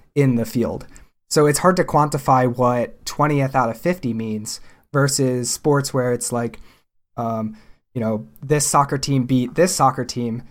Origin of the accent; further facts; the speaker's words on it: Pennsylvania, United States; growing up in Pennsylvania